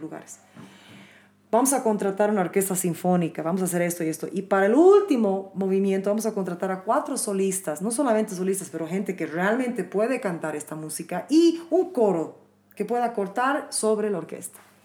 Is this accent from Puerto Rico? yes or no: no; Bolivia; en mi país nunca piensan que soy de aquí